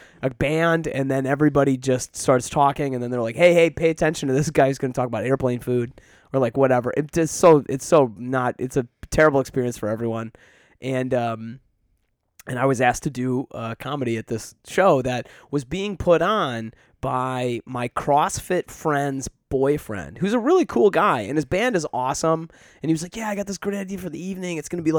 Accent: Detroit, Michigan, United States; now in Chicago, United States; I grew up in Metro Detroit, Michigan, like, with a family that's fucking wonderful, and I am not there to support them at all. Like, I'm here in Chicago.

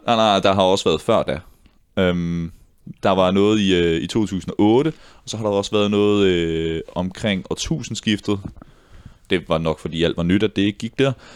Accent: Ballerup, Capital Region of Denmark, Denmark; i Ballerup-gruppe, hvor jeg voksede op

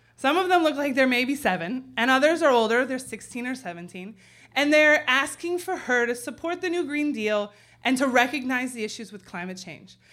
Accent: San Francisco, California, United States; now in Chicago, United States; in my hometown

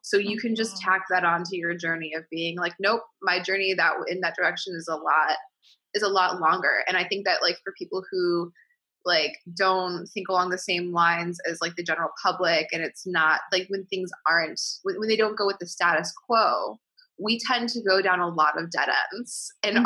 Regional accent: Midwest, United States; I'm from the Midwest, and my mom is like they're like they live in the in the suburbs in Illinois

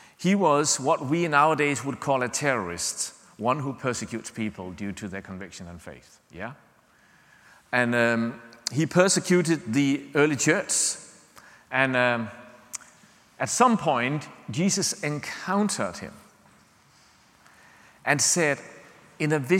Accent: Denmark; English is a second language; we are from Denmark, English is not our mother tongue

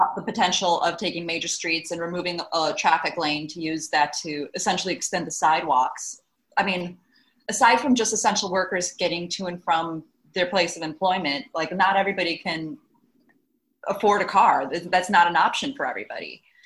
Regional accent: Midwest, United States; now in Los Angeles, United States; I'm from the Midwest as well, too.

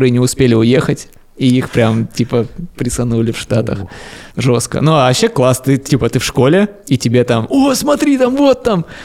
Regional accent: Siberia, Russia; now in Moscow, Russia; Я из Сибири, там есть сибирские пельмени.

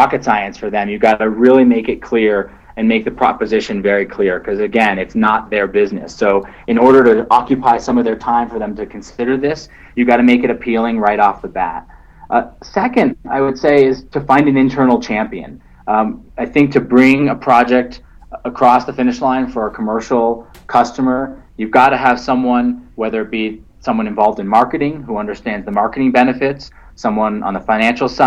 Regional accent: Vermont, United States; I'm from Vermont, the land of craft beers

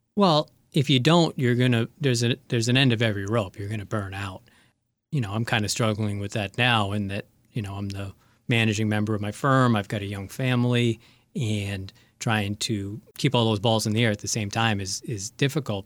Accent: Connecticut, United States; moved away; also born or lived in Lowell, Massachusetts; I'm from Connecticut, so I ended up getting, uh, in-state tuition

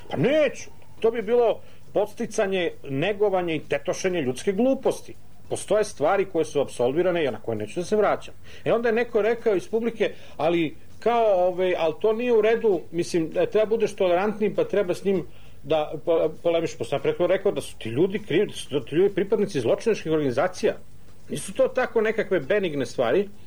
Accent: Serbia

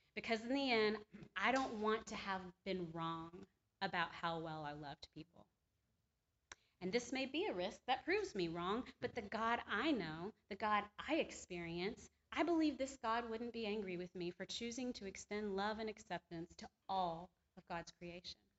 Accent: the Bible Belt, the South, United States; I was born and raised in the Bible Belt

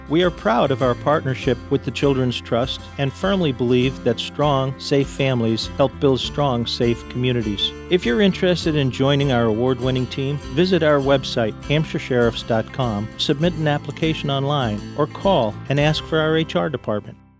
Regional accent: Boston, Massachusetts, United States; also born or lived in Savannah, Georgia; born and raised in Boston, which is Roxbury

